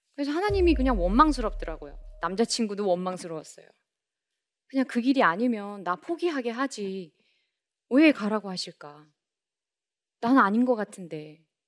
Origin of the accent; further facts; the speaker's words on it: Daejeon, South Korea; 제가 살고 있는 대전에